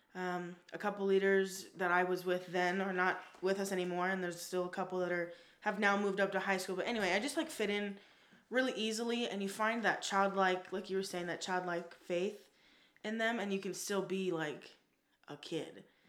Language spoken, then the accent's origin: English; Las Vegas, Nevada, United States; also born or lived in Newport Beach, California; I am from Las Vegas, born and raised.